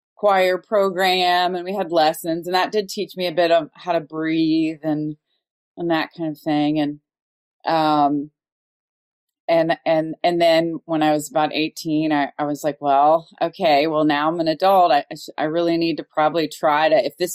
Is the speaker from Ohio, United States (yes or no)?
yes; Dayton, Ohio, United States; also born or lived in Cincinnati, Ohio; I grew up in Dayton, Ohio.